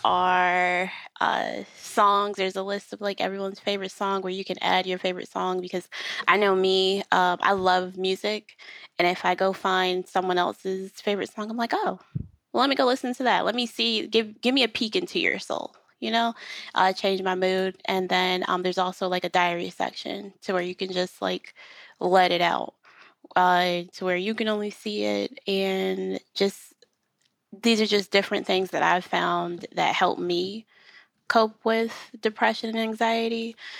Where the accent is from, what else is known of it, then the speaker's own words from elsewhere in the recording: Rochester, New York, United States; now in Charlotte, United States; we live in North Carolina, but we are from New York